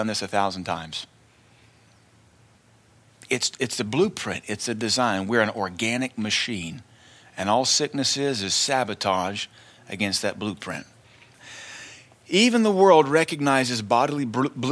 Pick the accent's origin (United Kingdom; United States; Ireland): United States; Tennessee; growing up in Tennessee in the early 80s